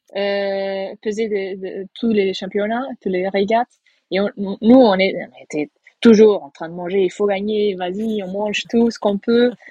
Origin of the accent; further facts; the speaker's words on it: Portugal; Moi je suis portugaise